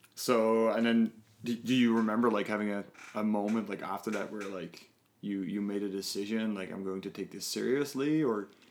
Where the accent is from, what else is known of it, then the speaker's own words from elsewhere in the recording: Netherlands; now in Canada; I'm from the Netherlands